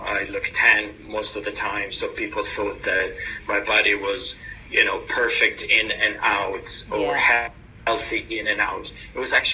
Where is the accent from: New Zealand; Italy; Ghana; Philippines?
Italy; moved away as an adult; also born or lived in New York, United States; now in London, United Kingdom; I was born and raised in Italy, moved to New York for an exchange program where I lived for 18 and a half years, and then moved for personal reason here to London from the United States.